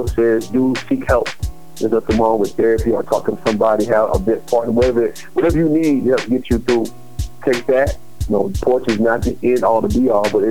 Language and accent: English; Spartanburg, South Carolina, United States; now in Greenville, United States; This is from Spartanburg, South Carolina. I'm residing in Greenville.